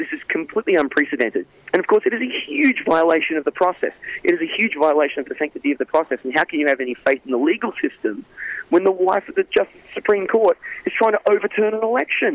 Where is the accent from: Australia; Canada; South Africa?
Australia; now in United States